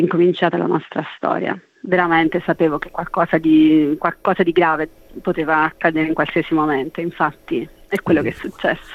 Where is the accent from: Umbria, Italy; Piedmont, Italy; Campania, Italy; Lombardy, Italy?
Campania, Italy; Casoria; moved away; also born or lived in London / Naples / Rio de Janeiro; vengo da Casoria, sono cresciuta tra Casoria e Londra e adesso sto vivendo tra Napoli e Rio de Janeiro